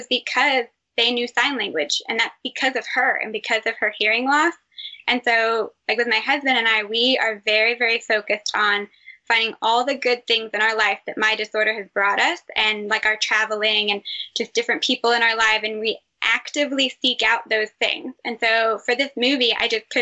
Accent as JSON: {"language": "English", "region": "Texas", "country": "United States", "moved": "yes", "said": "I'm from Texas"}